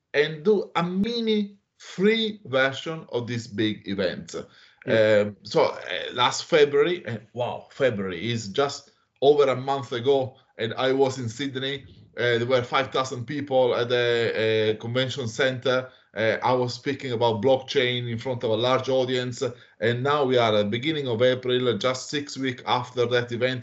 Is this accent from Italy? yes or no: yes; Italy; moved away as an adult; now in Australia; I'm originally from Italy. I moved to Australia in uh, 2013